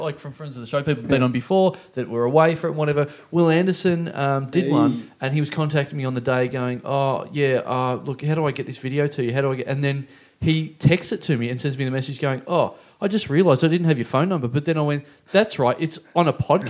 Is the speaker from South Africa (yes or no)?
no; Maryborough, Australia; moved away; my hometown, Maryborough